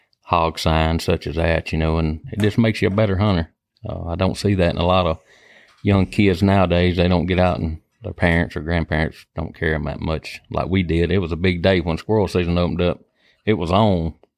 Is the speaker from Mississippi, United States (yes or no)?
yes; Stringer, Mississippi, United States; I grew up in South Jasper County, which is Stringer, Mississippi. Grew up hunting.